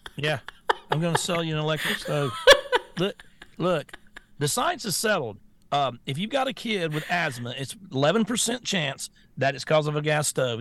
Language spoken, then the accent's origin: English; Florida, United States; I'm from Florida